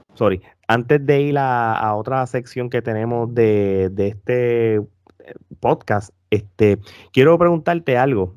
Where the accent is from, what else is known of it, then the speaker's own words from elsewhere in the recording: Puerto Rico; nosotros como puertorriqueños que somos súper fanáticos del boxeo